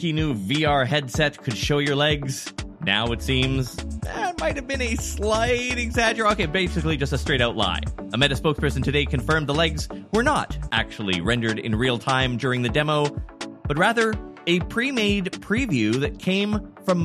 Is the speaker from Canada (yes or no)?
yes; Canada; I'm from Canada